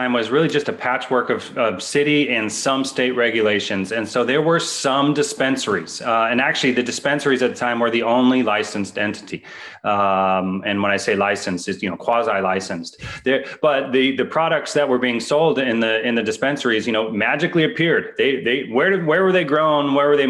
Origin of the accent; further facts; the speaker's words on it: East Bay, San Francisco Bay Area, Northern California, United States; also born or lived in Colorado; I'm from the Bay, Northern California, specifically the East Bay area of the San Francisco Bay Area